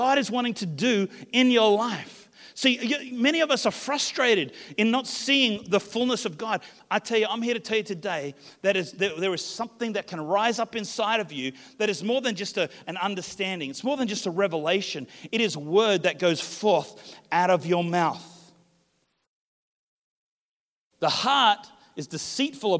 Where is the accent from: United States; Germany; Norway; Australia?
Australia; I come from the Southern Hemisphere, Australia, but my heritage is actually New Zealand.